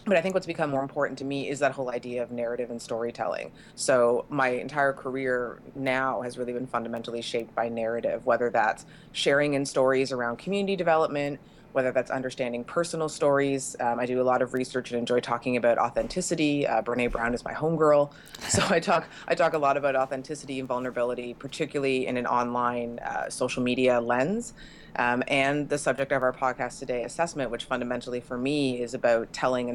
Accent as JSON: {"language": "English", "country": "Canada", "said": "I'm Canadian"}